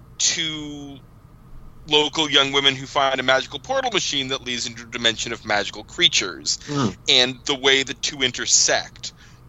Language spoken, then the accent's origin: English; Newark, New Jersey, United States; We grew up right near Newark, New Jersey.